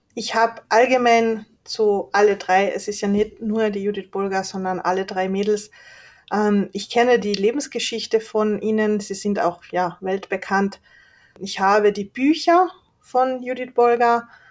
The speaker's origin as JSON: {"language": "German", "town": "Leoben", "region": "Styria", "country": "Austria", "tie": "born or raised there", "also_born_or_lived": "Hungary", "moved": "as an adult", "lives_now": "Klagenfurt, Austria", "said": "Ich bin in Leoben geboren, 1990"}